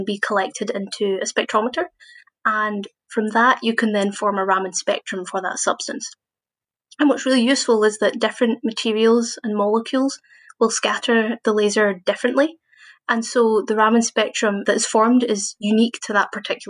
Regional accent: Glasgow, Scotland, United Kingdom; moved away as an adult; now in Edinburgh, United Kingdom; So I was born in Glasgow, and I did my undergraduate master's at Glasgow Uni in physics.

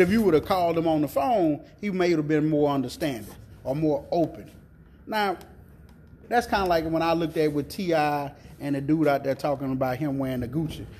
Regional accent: the South, United States; I'm from the South

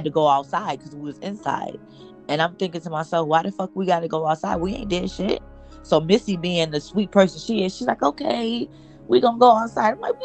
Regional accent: Toledo, Ohio, United States; moved away; I'm from Toledo

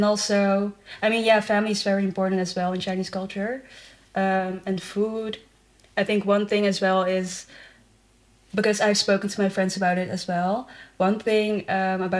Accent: Netherlands; moved away as an adult; also born or lived in China; So I grew up in the Netherlands, but my parents are from China

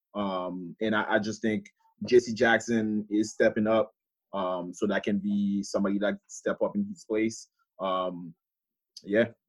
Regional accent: Haiti; moved away; growing up in Haiti

